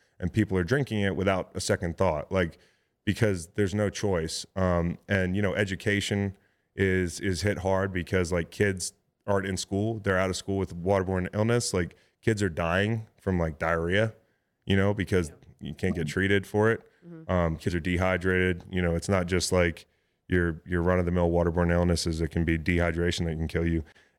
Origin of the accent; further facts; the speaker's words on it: Philadelphia, Pennsylvania, United States; We do a lot of essential needs work, like in my hometown, in Philly, in St. Louis, where I played as well, Boston.